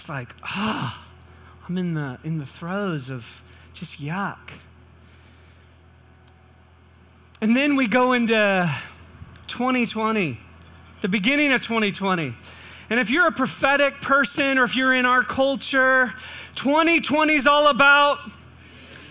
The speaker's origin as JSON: {"language": "English", "region": "California", "country": "United States", "tie": "born or raised there", "moved": "yes", "said": "we grew up in California"}